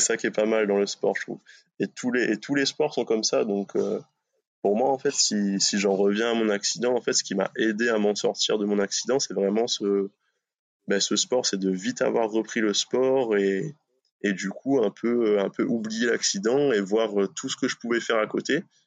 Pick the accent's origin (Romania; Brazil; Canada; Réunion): Réunion; moved away as an adult; also born or lived in Bordeaux / Brittany; now in France; je suis originaire de La Réunion. J'ai vécu là-bas, je suis né là-bas